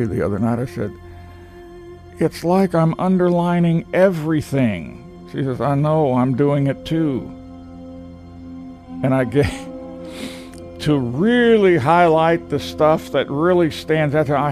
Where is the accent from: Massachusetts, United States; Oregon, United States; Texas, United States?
Texas, United States; I'm a Texan